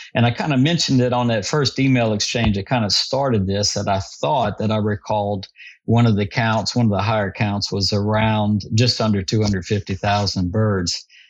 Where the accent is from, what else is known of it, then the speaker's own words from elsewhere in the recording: Vermilion Parish, Louisiana, United States; I grew up hunting in Vermilion Parish and with some of my buddies as teenagers